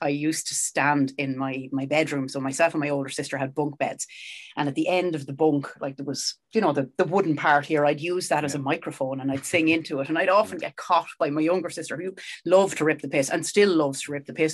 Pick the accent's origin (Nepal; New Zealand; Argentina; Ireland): Ireland; Sallins, County Kildare; I'm from Salins